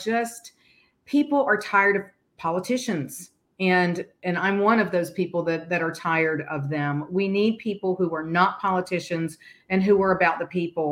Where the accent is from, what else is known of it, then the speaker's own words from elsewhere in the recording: Bessemer City, North Carolina, United States; also born or lived in Boston / Greensboro, North Carolina; I am born and raised in North Carolina, a small town outside of Charlotte called Bessemer City that was a mill town